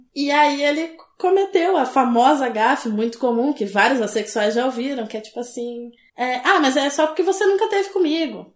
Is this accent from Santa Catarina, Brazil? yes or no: no; below Lagoa dos Patos, south of Rio Grande do Sul, Brazil; Eu sou do sul do Rio Grande do Sul